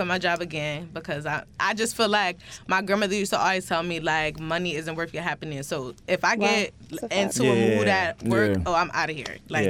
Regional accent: Bridgeport, Connecticut, United States; we're both from Bridgeport

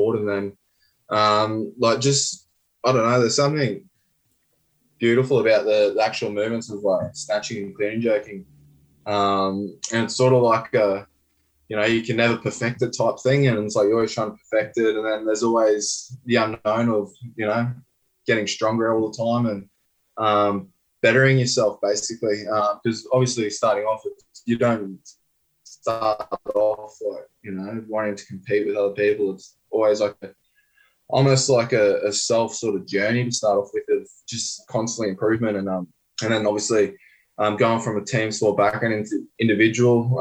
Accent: Brisbane, Queensland, Australia; growing up in Brisbane

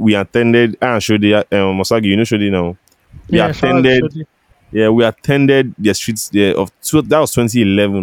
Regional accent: Agbor, Delta, Nigeria; moved away as an adult; now in Lagos, Nigeria; we grew up in Agbo

